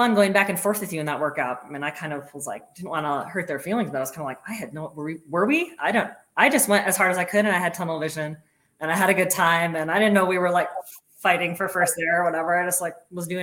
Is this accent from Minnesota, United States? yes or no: yes; Minnesota, United States; I grew up in Minnesota, which is close to Canada.